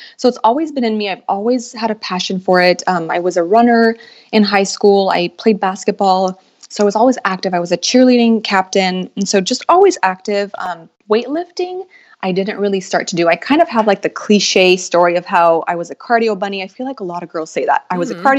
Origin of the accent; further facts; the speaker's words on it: Los Angeles, California, United States; I was born and raised in Los Angeles.